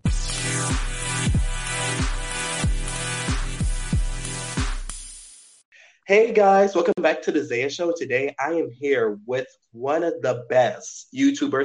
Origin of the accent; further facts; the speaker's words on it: Kenner, Louisiana, United States; moved away as an adult; now in Hammond, United States; I'm originally from Kenner